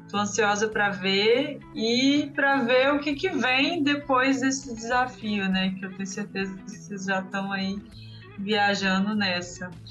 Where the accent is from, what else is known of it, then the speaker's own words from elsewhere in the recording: Vitória, Espírito Santo, Brazil; moved away; also born or lived in Minas Gerais; eu sou de Vitória